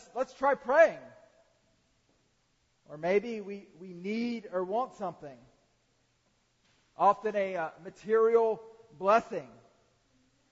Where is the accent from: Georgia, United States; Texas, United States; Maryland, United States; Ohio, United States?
Georgia, United States; Atlanta; I grew up in the Atlanta area